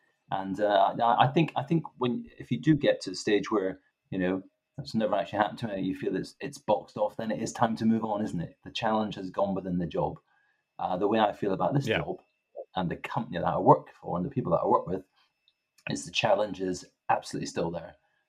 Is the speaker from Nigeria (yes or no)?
no; Stirling, Scotland, United Kingdom; accent: east west mixed Scottish; also born or lived in Grangemouth / Greenock; now in England; I was born in Grangemouth. I then moved to Greenock, and then my formative years were in Stirling. So I've got this expression that my accent's a bit bastardized, east west mixed up, you know.